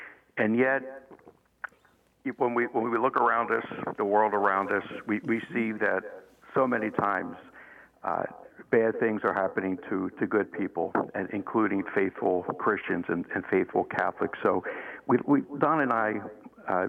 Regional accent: Philadelphia, Pennsylvania, United States; I'm a boy from Philly

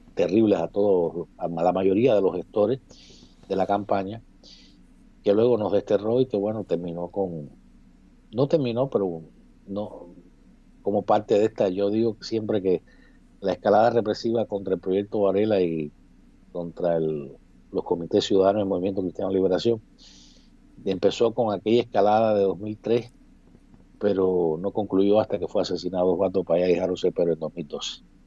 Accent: Cuba; moved away as an adult; now in Miami, United States; Yo, como muchos cubanos desterrados, no puedo entrar a mi, a mi propio país.

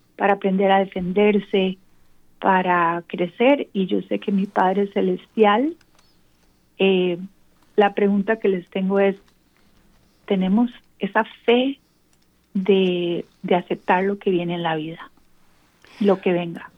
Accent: San José, Costa Rica; moved away as an adult; now in Atlanta, United States; yo soy de Costa Rica, de San José, Costa Rica, pero actualmente vivo en Atlanta

